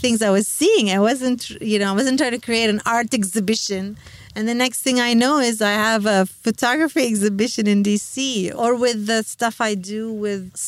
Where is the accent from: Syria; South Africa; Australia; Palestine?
Palestine